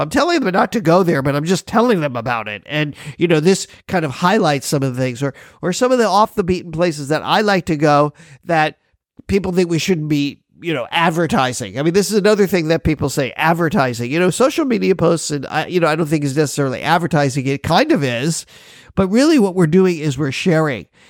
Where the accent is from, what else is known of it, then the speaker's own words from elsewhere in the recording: Miami Beach, Florida, United States; now in Hawaii, United States; I'm originally from Miami Beach